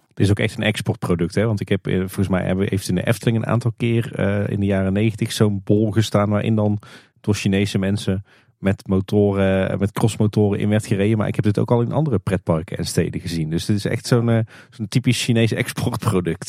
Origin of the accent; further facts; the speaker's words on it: Netherlands; wij als Nederlanders